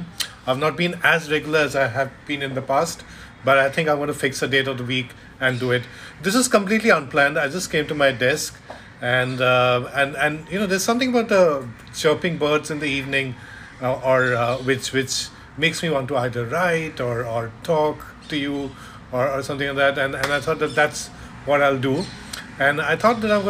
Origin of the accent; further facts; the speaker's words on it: Kolkata, West Bengal, India; moved away as an adult; now in Mumbai, India; when I was growing up in Calcutta, so it's more when I came here 20 years back